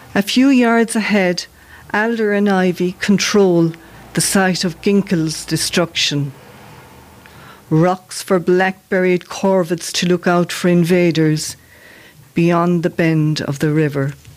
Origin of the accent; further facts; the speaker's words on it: Castleconnell, Munster, Ireland; I'm from the Shannonside village of Castleconnell